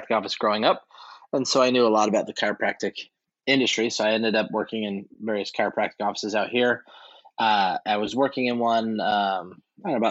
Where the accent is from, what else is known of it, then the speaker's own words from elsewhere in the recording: upstate New York, United States; also born or lived in Camp Pendleton, California; I ended up growing up in upstate New York